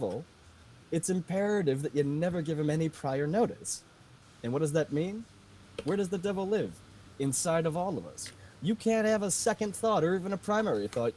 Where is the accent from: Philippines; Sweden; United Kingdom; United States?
United States; Boston, Massachusetts; now in Connecticut, United States; I'm hailing from Connecticut, but I'm a Boston boy, born and bred.